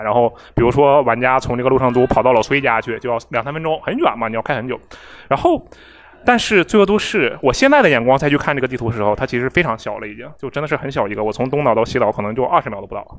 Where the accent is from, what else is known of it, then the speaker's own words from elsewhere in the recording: Harbin, Heilongjiang, China; now in Shanghai, China; 我是哈尔滨人嘛